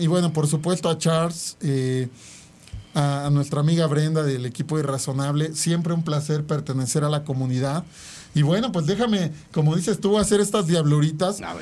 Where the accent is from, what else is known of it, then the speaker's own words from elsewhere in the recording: Mexico; somos los mexicanos